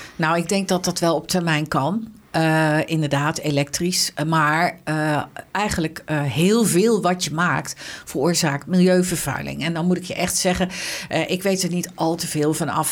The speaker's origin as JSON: {"language": "Dutch", "town": "Arnhem", "region": "Gelderland", "country": "Netherlands", "tie": "born or raised there", "also_born_or_lived": "western Netherlands", "said": "ik, ik, ben geboren in Arnhem. Ehm, en ik heb als kind in Arnhem-Noord gewoond"}